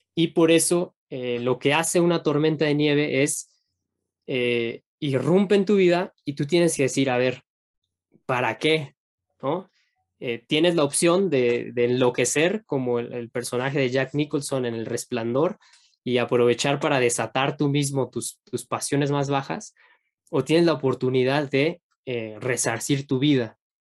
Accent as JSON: {"language": "Spanish", "country": "Mexico", "said": "Uno como mexicano"}